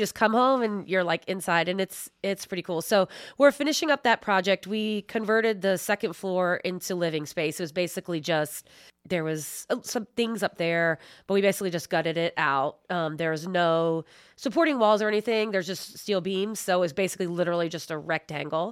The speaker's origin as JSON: {"language": "English", "town": "Philadelphia", "region": "Pennsylvania", "country": "United States", "moved": "as an adult", "lives_now": "Indiana, United States", "said": "I'm originally from Philadelphia area"}